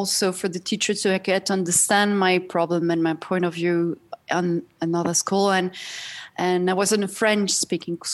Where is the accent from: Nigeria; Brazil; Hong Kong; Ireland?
Brazil; also born or lived in Paris, France; now in Switzerland; I grew up in Brazil. I was born in Brazil